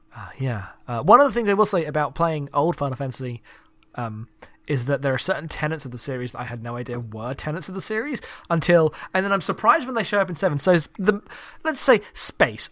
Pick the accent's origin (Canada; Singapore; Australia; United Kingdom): United Kingdom; I'm British